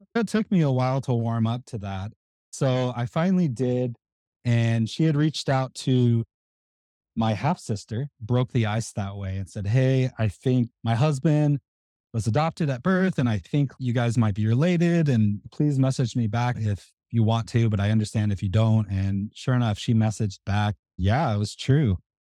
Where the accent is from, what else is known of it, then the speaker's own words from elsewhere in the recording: Tulsa, Oklahoma, United States; moved away as an adult; I grew up in Tulsa, Oklahoma